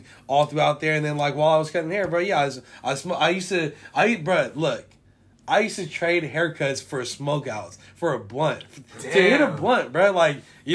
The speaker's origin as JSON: {"language": "English", "town": "San Francisco", "region": "California", "country": "United States", "said": "I'm from Hunter's Point. I'm from Bayview."}